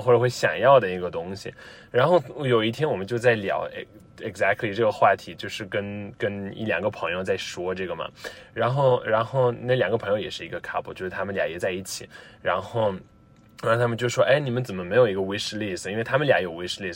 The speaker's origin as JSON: {"language": "Chinese", "town": "Rome", "region": "Lazio", "country": "Italy", "second_language": "Chinese", "said": "我来自罗马"}